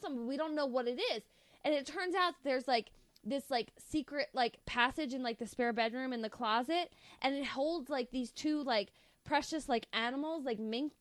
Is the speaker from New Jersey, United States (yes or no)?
no; Delaware, United States; we're from Delaware